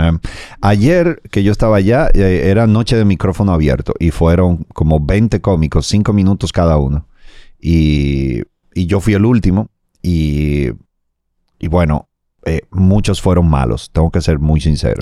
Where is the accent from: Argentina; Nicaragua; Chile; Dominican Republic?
Dominican Republic